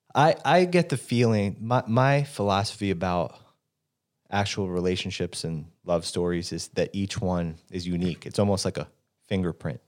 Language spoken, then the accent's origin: English; New York City, New York, United States; being a New Yorker and being born in Manhattan